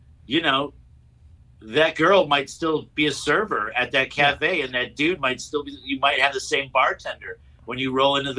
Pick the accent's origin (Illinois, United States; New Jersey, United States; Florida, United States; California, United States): Illinois, United States; Chicago; I was born here in Chicago